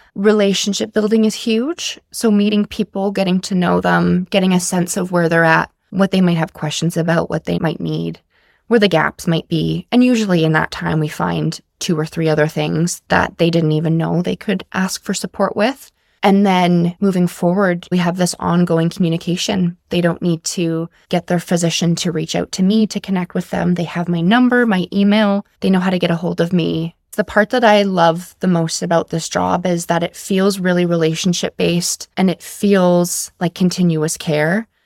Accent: Whitehorse, Yukon, Canada; now in Comox Valley, Canada; I'm born and raised in Whitehorse, Yukon

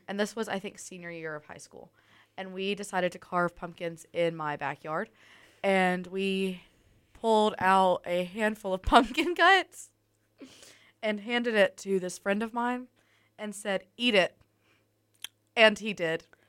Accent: Tuscaloosa, Alabama, United States; we're from Tuscaloosa

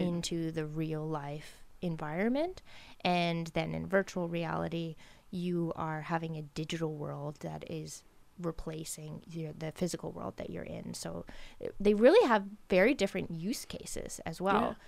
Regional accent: Ontario, Canada; now in Nova Scotia, Canada; I grew up in Ontario

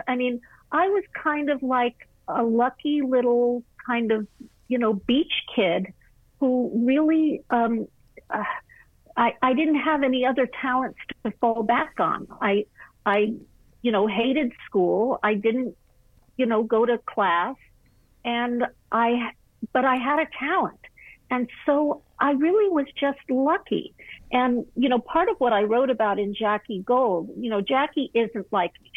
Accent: Malibu, California, United States; I was raised in Malibu colony at a very interesting time.

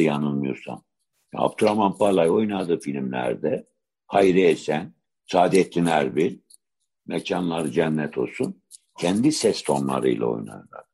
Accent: Adana, Turkey; ben Adanalıyım

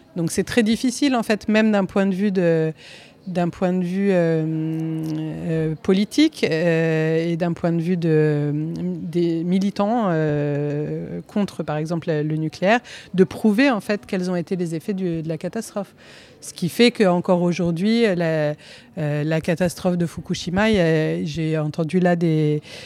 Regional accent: Corsica, France; je suis originaire de Corse

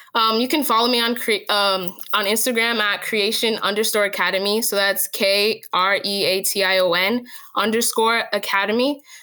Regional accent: Jersey City, New Jersey, United States; also born or lived in Newark; I was raised in Jersey City

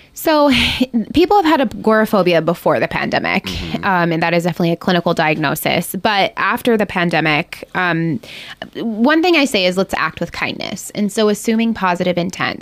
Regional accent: Ohio, United States; moved away as an adult; now in Ketchikan, United States; I'm from Ohio, and we just, my husband and I decided to just go for it and move here, and we've been here for five years

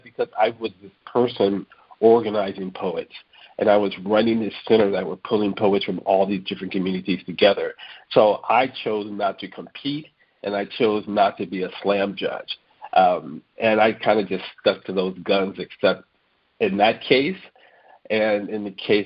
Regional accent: San Francisco, California, United States; I grew up in San Francisco

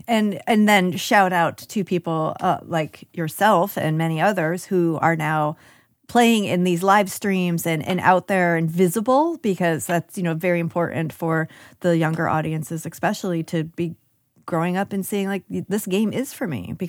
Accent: upstate New York, United States; Oh, I'm upstate New York.

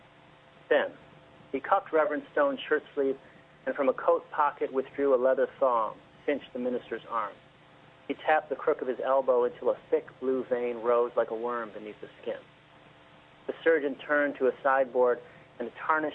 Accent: Detroit, Michigan, United States; now in Massachusetts, United States; I grew up in the Detroit area

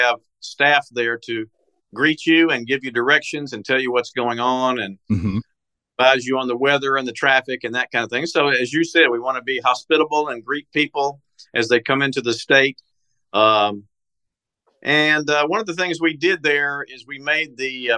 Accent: West Tennessee, United States; moved away as an adult; now in Portland, Tennessee, United States; I grew up in West Tennessee, in both Hardeman and Haywood counties

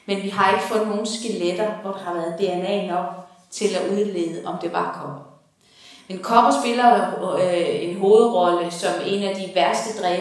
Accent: Horsens, Central Denmark Region, Denmark; hvor jeg kommer fra på Horsens egen

